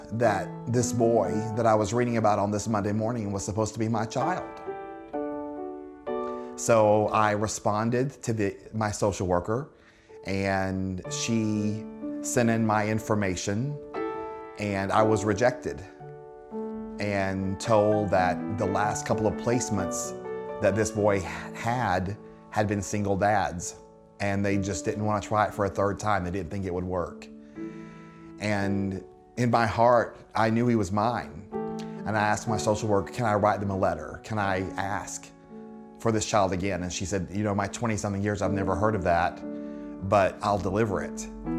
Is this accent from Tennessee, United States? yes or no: yes; Tennessee, United States; I grew up in outside of Chattanooga, Tennessee, and in high school was voted to be most likely to be married by my sophomore year in college.